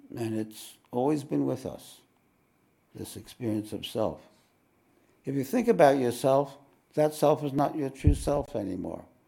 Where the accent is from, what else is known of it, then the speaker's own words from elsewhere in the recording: New York, United States; now in Australia; I'm from New York.